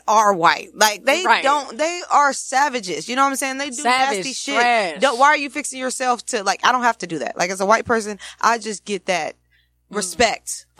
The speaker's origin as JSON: {"language": "English", "country": "United States", "said": "We're black Americans."}